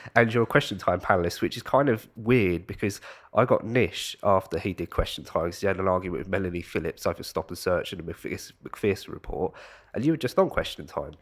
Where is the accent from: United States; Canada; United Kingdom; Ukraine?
United Kingdom; I'm not from London